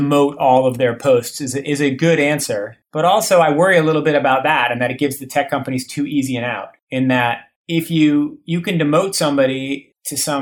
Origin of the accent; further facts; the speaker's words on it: Boston, Massachusetts, United States; Boston, where I grew up.